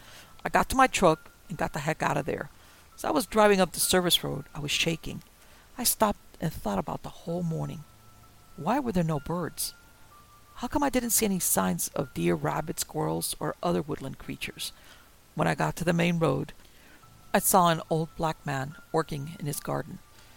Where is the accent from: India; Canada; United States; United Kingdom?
United States; the South; I was born and raised in the South. Hunting, fishing, and being outside is what I'm all about.